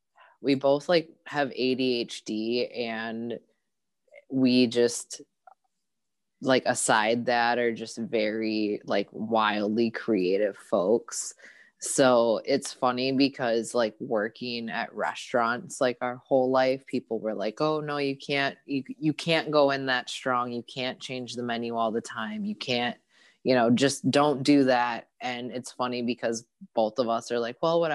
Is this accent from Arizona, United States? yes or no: yes; Phoenix, Arizona, United States; moved away as an adult; now in Milwaukee, United States; I'm actually originally from Phoenix, Arizona.